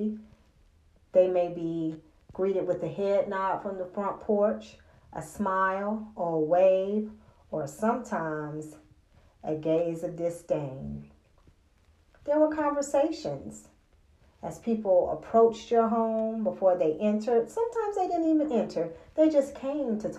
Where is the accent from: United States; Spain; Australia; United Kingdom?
United States; the South; growing up in the South